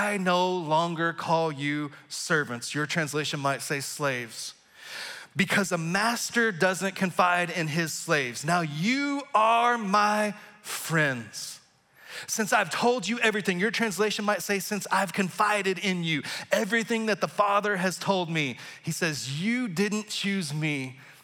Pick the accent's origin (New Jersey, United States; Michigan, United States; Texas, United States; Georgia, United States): Texas, United States; moved away as an adult; now in Kansas City area, United States; my home state of Texas